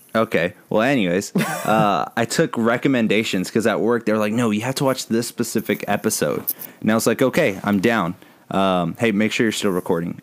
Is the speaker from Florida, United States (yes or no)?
no; San Antonio, Texas, United States; I'm from San Antonio.